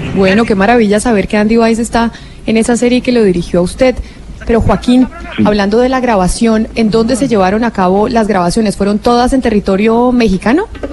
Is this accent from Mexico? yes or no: no; Colombia; aquí nosotros en Colombia